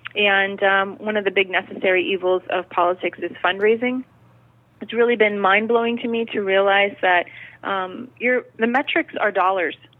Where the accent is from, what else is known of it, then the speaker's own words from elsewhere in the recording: United States; having lived in the United States